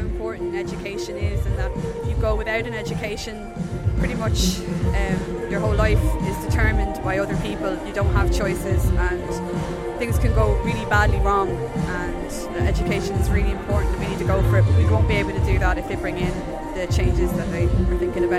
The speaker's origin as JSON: {"language": "English", "town": "Cavan", "region": "Ulster", "country": "Ireland", "moved": "yes", "lives_now": "Tallaght, Ireland", "said": "I'm originally from Cavan. I'm living in Tala now and I'm studying at Trinity College."}